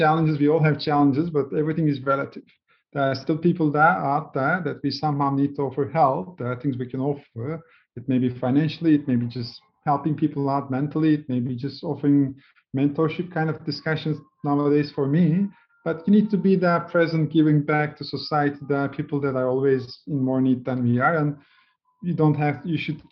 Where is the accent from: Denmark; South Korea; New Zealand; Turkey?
Turkey; I grew up in Turkey in a humble family, two sisters